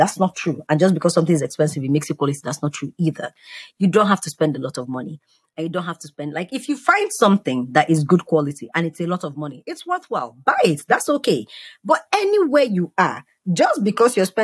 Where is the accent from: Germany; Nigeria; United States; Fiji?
Nigeria; moved away; I come from Nigeria